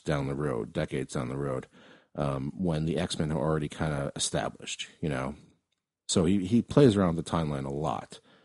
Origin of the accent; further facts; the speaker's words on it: East Coast, United States; I'm from the East Coast, too